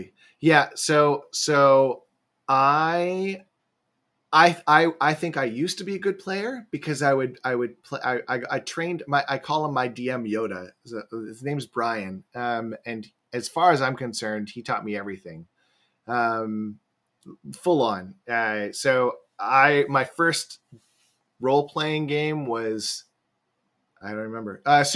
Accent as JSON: {"language": "English", "town": "Vancouver", "region": "British Columbia", "country": "Canada", "said": "I am from Vancouver up in Canada."}